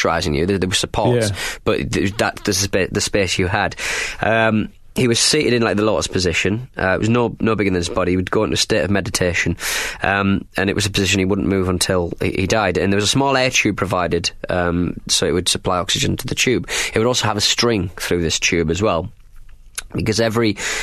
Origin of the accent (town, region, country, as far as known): Hartlepool, North East England, United Kingdom; born or raised there